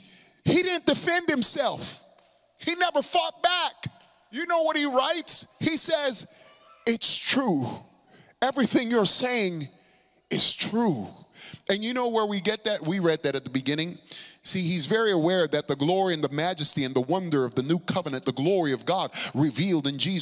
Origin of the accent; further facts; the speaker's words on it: New York City, New York, United States; I'm from the Bronx